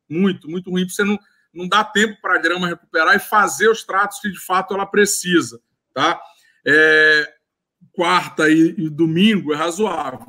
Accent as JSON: {"language": "Portuguese", "region": "Maranhão", "country": "Brazil", "also_born_or_lived": "Rio de Janeiro", "moved": "as an adult", "said": "eu sou maranhense, eu formei lá na Universidade é, Estadual do Maranhão."}